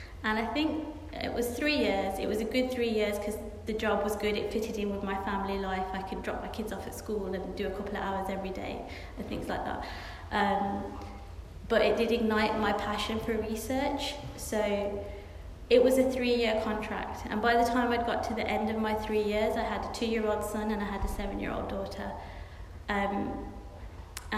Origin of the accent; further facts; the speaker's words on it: Birmingham, West Midlands, United Kingdom; moved away; also born or lived in Oxford; I'm from Birmingham, I'm from a very inner city area.